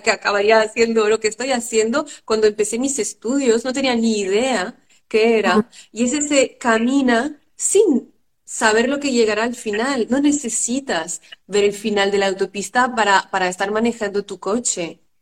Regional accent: France; yo vengo de una familia de padres inmigrantes que los dos huyeron de dictadura, mi madre de Grecia y mi padre de Haití y nací en Francia.

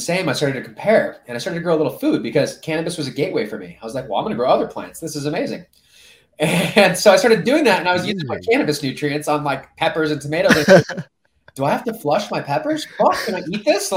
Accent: Orange County, California, United States; moved away as an adult; now in Colorado, United States; I grew up in Orange County

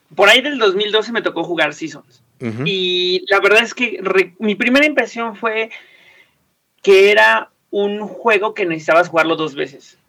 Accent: Mexico; nos pertenece Teotihuacán como mexicanos

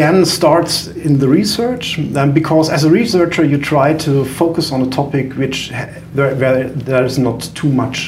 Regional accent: Germany; accent: German; English is a second language; we started our company at the University of Freiburg, which is in Germany

